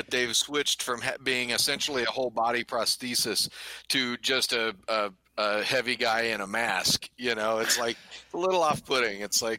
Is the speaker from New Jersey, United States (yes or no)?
no; Anaheim, California, United States; moved away; So I grew up in Southern California, and I've still got friends there. In fact, I've got a buddy that goes to Disneyland because we grew up in Anaheim. I grew up in Disneyland's back door.